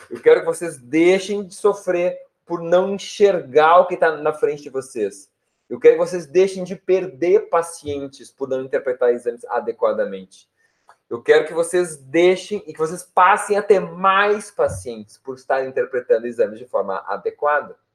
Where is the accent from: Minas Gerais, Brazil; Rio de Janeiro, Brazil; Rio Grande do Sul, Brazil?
Rio Grande do Sul, Brazil; Porto Alegre; Eu sou de Poa, sim, vivo e moro em Porto Alegre.